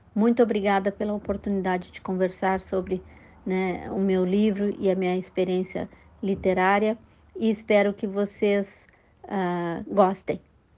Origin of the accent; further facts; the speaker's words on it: Pelotas, Rio Grande do Sul, Brazil; moved away as an adult; also born or lived in United States; now in Piracicaba, Brazil; médica pelotense